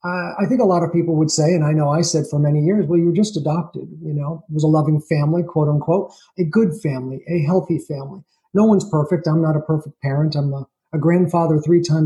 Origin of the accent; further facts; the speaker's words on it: Schenectady, New York, United States; But I was born in New York in a place called Schenectady, New York, which is upstate near Albany, the capital